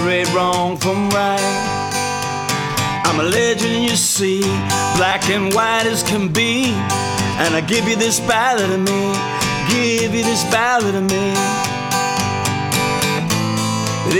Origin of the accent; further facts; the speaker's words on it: New York City, New York, United States; I was born in Coney Island Hospital. I grew up very close to Coney Island, Brighton Beach